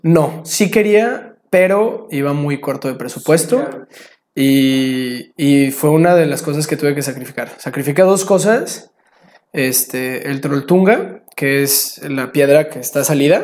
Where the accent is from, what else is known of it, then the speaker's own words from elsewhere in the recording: Mexico; soy mexicano